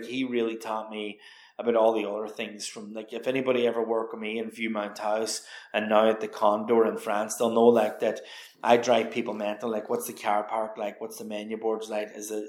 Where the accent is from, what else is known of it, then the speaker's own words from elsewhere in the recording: County Donegal, Ireland; growing up in the Rosapenna, like, you know, farm to fork was something we always did.